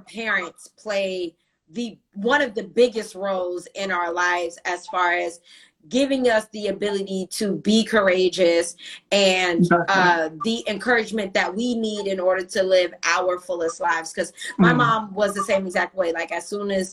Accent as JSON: {"language": "English", "country": "United States", "said": "especially being American"}